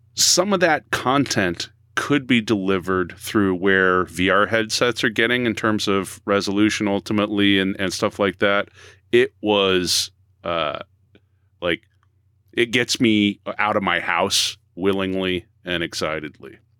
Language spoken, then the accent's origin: English; Boston, Massachusetts, United States; we're from the Boston area, at least three of us here